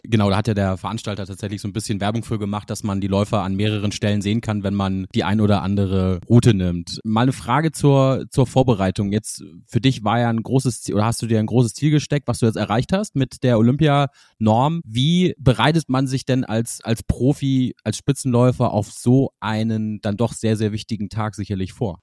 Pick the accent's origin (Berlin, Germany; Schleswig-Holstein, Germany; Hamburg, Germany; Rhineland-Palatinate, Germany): Hamburg, Germany; ich komme ja aus Hamburg